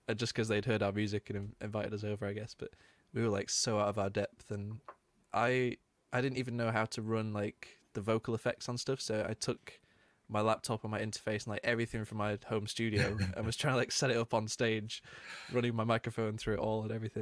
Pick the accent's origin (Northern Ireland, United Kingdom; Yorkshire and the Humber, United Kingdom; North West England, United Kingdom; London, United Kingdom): North West England, United Kingdom; Manchester; growing up in Manchester is a big music city